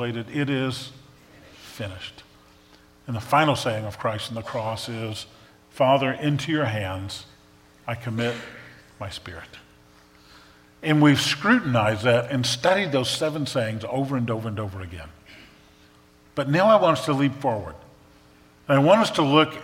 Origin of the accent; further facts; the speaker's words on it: New Orleans, Louisiana, United States; moved away; I grew up in New Orleans